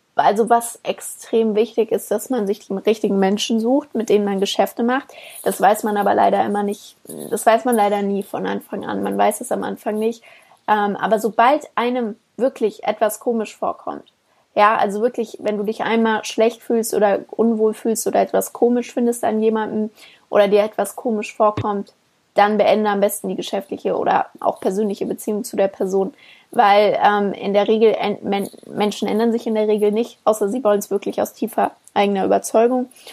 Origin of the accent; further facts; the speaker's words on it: Germany; bei uns in Deutschland